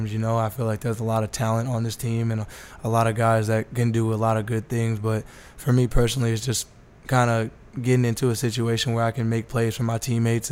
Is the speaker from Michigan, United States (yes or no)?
no; Las Vegas, Nevada, United States; I'm born and raised from Las Vegas